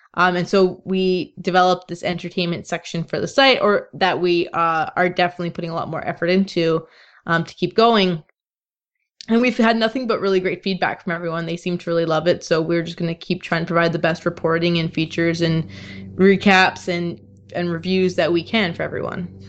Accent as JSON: {"language": "English", "town": "Toronto", "region": "Ontario", "country": "Canada", "said": "I'm from Toronto"}